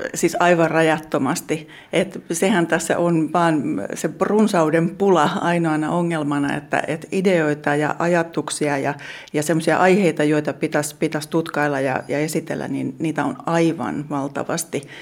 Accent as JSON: {"language": "Finnish", "town": "Jokioinen", "region": "Tavastia Proper", "country": "Finland", "tie": "born or raised there", "moved": "yes", "lives_now": "Hämeenlinna, Finland", "said": "mä oon, oon Jokioisista Kiipunkylästä kotoisin"}